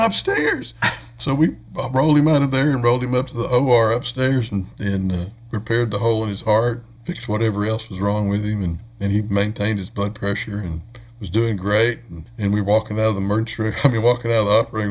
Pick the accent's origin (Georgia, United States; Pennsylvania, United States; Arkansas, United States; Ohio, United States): Arkansas, United States; moved away as an adult; also born or lived in Fort Worth, Texas; now in Athens, United States; I'm from Arkansas, and my family was still in Arkansas